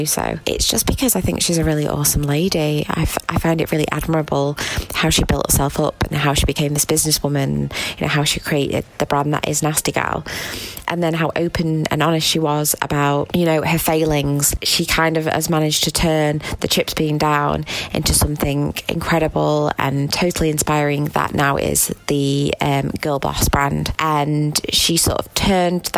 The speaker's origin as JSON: {"language": "English", "town": "Manchester", "region": "North West England", "country": "United Kingdom", "said": "I am a blogger from Manchester"}